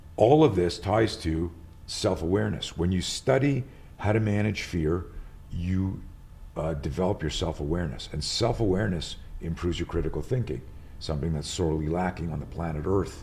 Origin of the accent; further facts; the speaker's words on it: Montreal, Quebec, Canada; moved away; I grew up in Montreal. I live out here now